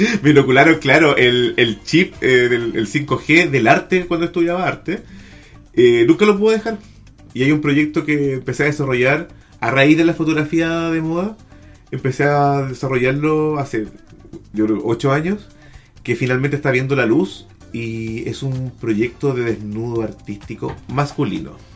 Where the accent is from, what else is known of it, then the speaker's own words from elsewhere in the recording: Chile; soy un fotógrafo chileno que fotografía hombres desnudos